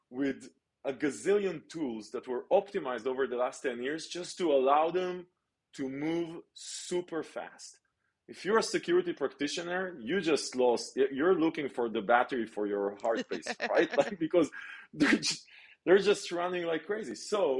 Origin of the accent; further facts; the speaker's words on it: Israel; I grew up in Israel